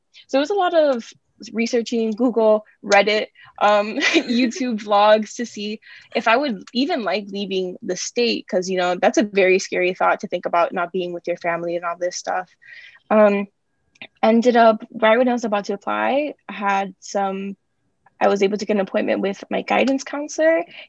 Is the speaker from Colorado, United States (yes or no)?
no; Miami, Florida, United States; moved away as an adult; now in New York, United States; senior at Columbia, which is crazy to say. I'm majoring in biochemistry in CC, and I am from Miami, Florida.